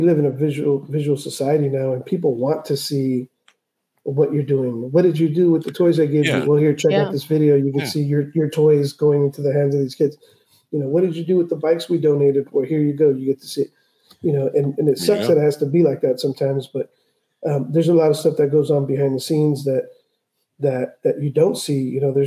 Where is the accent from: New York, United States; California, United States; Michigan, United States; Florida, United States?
California, United States; South Bay; born or raised there; also born or lived in Tijuana, Mexico